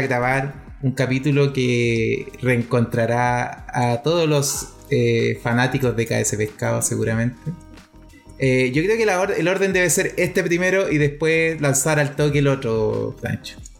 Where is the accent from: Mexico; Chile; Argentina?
Chile; nosotros como chilenos